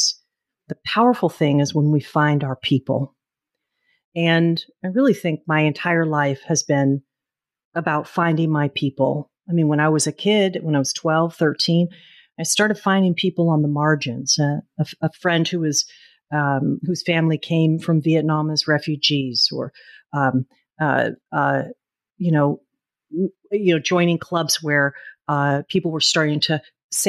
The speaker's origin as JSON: {"language": "English", "town": "Oakland", "region": "California", "country": "United States", "tie": "born or raised there", "said": "it is in my hometown, Oakland, and in California"}